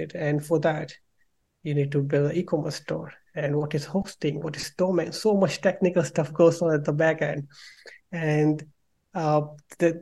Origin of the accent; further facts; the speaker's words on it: India; moved away as an adult; now in London, United Kingdom; I'm from India and I did my bachelor in mechanical engineering over there